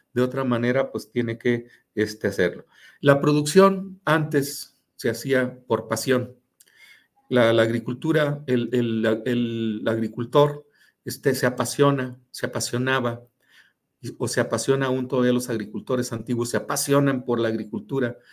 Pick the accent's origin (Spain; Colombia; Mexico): Mexico; somos los mexicanos